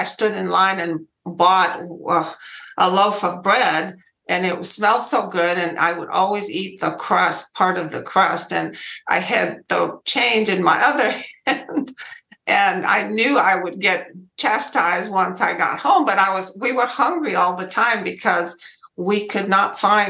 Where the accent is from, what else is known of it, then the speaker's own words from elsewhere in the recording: Romania; English is a second language; moved away as an adult; now in United States; I was born in Romania, and I lived there for 20 years